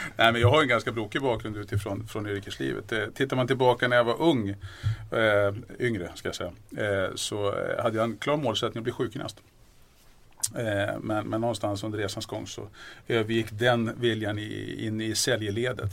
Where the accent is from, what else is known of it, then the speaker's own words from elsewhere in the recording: Järna, Stockholm County, Sweden; Född och uppvuxen ute i Järna